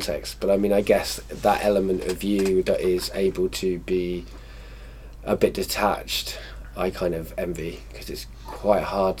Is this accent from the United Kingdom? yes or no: yes; Wales, United Kingdom; also born or lived in England